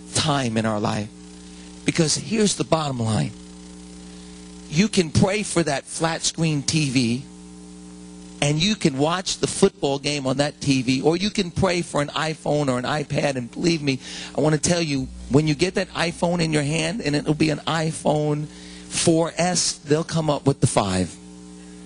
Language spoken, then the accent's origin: English; United States; we as American Christians